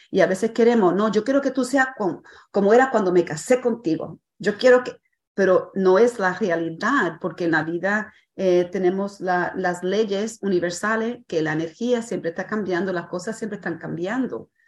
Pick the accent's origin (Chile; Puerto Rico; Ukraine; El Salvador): Puerto Rico; a veces soy puertorriqueña